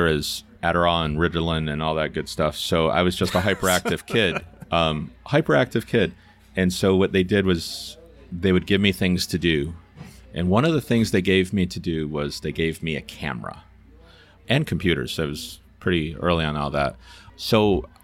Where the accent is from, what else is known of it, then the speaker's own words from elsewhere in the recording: Herkimer, New York, United States; I was born in Herkimer